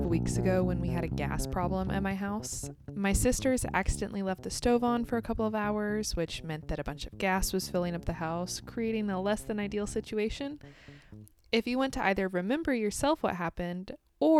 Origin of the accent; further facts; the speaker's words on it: United States; also born or lived in Kansas; I'm American, and I live in the state of Kansas in the United States.